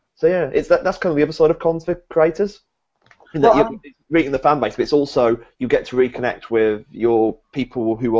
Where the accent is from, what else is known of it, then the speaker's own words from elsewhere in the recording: United Kingdom; being a British guy